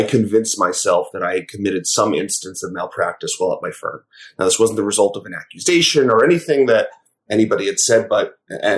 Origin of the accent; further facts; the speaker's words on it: Westchester County, New York, United States; growing up in Westchester County in New York